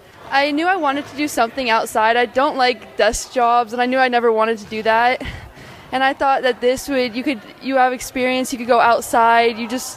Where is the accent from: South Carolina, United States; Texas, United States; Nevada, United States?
Nevada, United States; Las Vegas; moved away; also born or lived in Colorado; I grew up most of my life in Las Vegas.